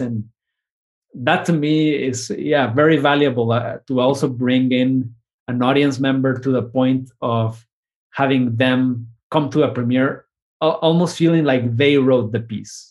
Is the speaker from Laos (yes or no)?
no; Mexico; now in United States; my new identity, I think, as Mexican American